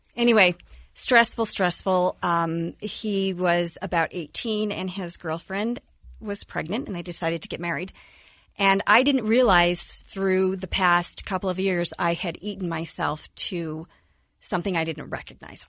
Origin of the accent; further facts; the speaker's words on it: Cottonwood Heights, Utah, United States; also born or lived in Kearns, Utah; growing up in Cottonwood Heights, then we had to move to Kearns.